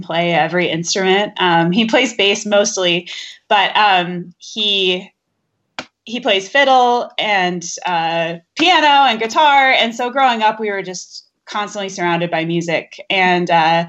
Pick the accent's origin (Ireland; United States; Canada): United States; Denver, Colorado; also born or lived in Boulder, Colorado; I'm from Denver, Colorado, which is where I'm currently based out of.